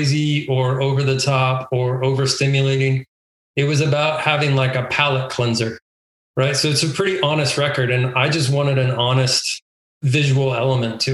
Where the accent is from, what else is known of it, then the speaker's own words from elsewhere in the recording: El Paso, Texas, United States; Memorial Park, which is where I grew up in El Paso